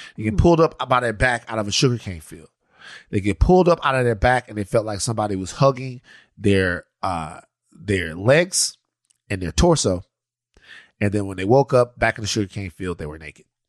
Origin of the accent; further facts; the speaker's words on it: Maringouin, Louisiana, United States; we're from Maringouin, Louisiana. We're from out there